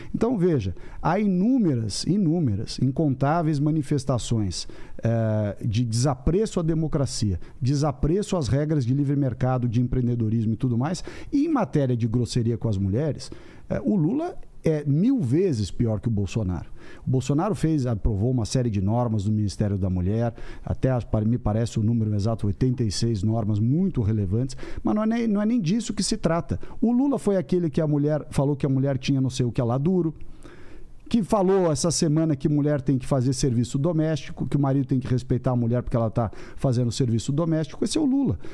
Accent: São Paulo, Brazil; paulista, paulistano

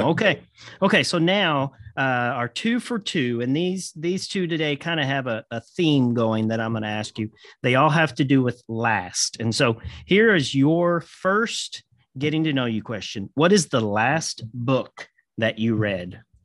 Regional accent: Kentucky, United States; I'm from Kentucky

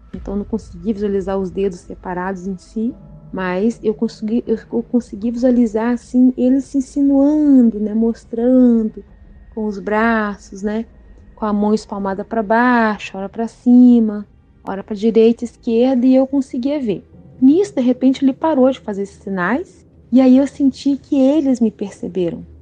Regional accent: Espírito Santo, Brazil; now in Bombinhas, Brazil; a minha terrinha natal ela deixou lembranças maravilhosas

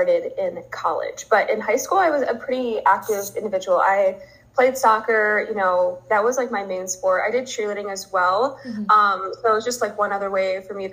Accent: Chicago, Illinois, United States; moved away as an adult; now in Arizona, United States; I'm originally from Chicago. So I went back home to Chicago for COVID

